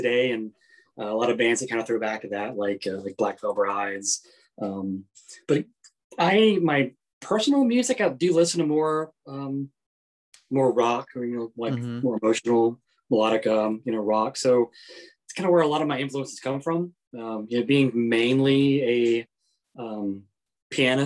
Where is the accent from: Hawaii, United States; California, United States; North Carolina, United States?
North Carolina, United States; my background growing up in North Carolina was pretty much like almost straight gospel music